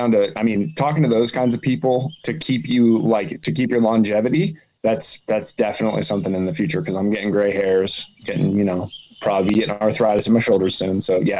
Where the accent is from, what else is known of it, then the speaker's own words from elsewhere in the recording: Colorado, United States; now in Tennessee, United States; I grew up in Colorado, like right at the base of the foothills.